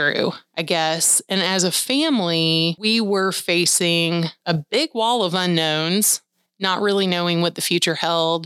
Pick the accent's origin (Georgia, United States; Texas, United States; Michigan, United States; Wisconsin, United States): Georgia, United States; Peachtree City; my hometown of Peachtree City, Georgia